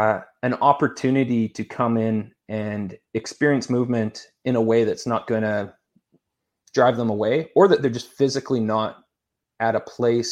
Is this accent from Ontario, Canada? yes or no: no; Saskatchewan, Canada; also born or lived in Edmonton; I grew up in Saskatchewan, Canada, a nice cold place like we were talking about earlier, and did all of my schooling in Edmonton, Alberta, Canada.